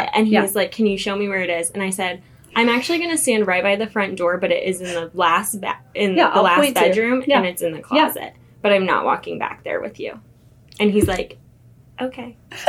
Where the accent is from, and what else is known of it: Manchester, United States; born or raised there; now in Kansas City, United States